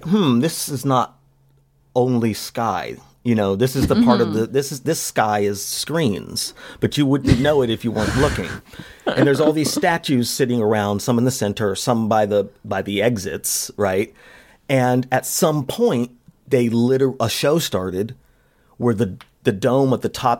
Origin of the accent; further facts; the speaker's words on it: Las Vegas, Nevada, United States; moved away; I grew up in Vegas in the 90s